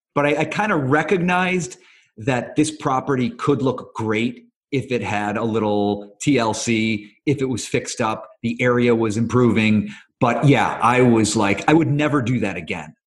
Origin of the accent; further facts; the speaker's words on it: Cleveland, Ohio, United States; moved away as an adult; also born or lived in New York; now in Los Angeles, United States; So I grew up in Cleveland